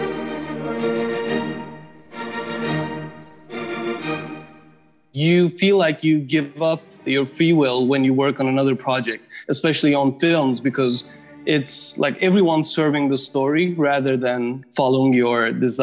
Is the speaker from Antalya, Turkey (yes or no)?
no; Istanbul, Turkey; moved away as an adult; also born or lived in New York; now in Los Angeles, United States; I grew up in Istanbul. I lived in New York for 7 years and I moved to LA 6 years ago.